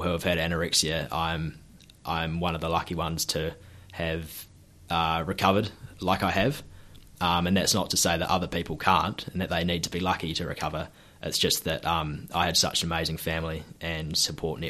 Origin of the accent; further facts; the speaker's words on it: Hawke's Bay, New Zealand; also born or lived in Gisborne; I'm born and bred in Hawke's Bay and spent a bit of time in Gisborne as a kid as well